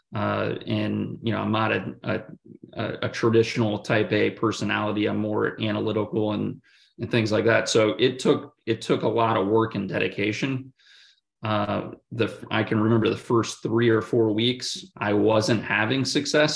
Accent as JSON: {"language": "English", "region": "Oregon", "country": "United States", "tie": "born or raised there", "also_born_or_lived": "Kansas / Oklahoma City / Santa Clara, California", "moved": "as an adult", "lives_now": "Atlanta, United States", "said": "grew up in in the state of Oregon, and and so personally, I've, I've always been a an, an Oregon Duck"}